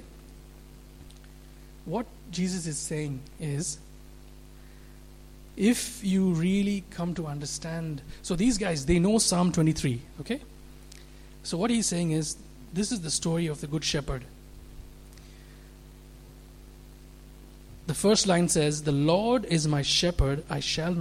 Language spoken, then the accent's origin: English; India; moved away; also born or lived in Middle East; I grew up in, I'm from India, where 80% of the population are Hindus. Lived in the Middle East